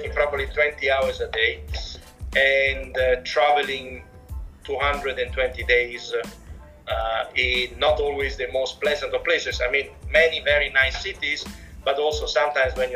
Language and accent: English; Rome, Lazio, Italy; accent: Italian; English is a second language; moved away as an adult; also born or lived in London / Valdagno; now in Hong Kong; I'm originally from Rome